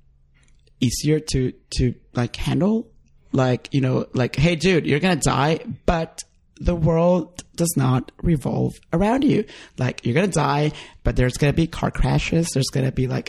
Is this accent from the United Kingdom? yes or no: no; Honduras; moved away; when I visited my home country and I went to Honduras